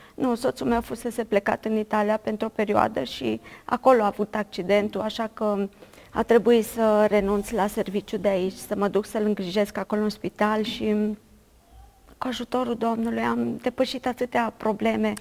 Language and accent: Romanian; Bulgăruș, Timiș County, Romania; am crescut la sat, la Bulgăruș, undeva la 40 de kilometri de Timișoara